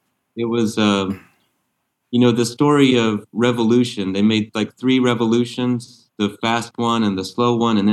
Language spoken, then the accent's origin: English; United States; now in Le Mas-d'Azil, France; I'm an American, but I'm in France.